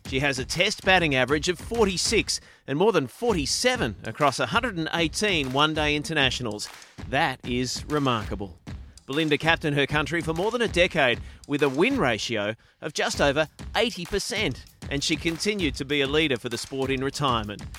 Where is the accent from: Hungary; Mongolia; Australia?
Australia; we've got our own Australian Open, but you know late nights watching watching Wimbledon. It's uh, it's part of growing up in Australia